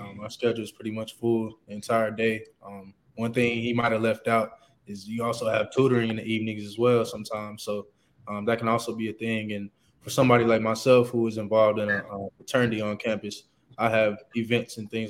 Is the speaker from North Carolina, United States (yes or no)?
yes; Charlotte, North Carolina, United States; moved away as an adult; also born or lived in Ohio; born and raised Charlotte, North Carolina